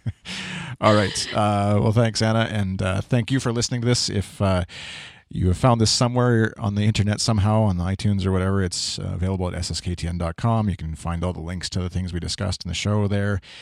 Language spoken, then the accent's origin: English; Canada; being Canadian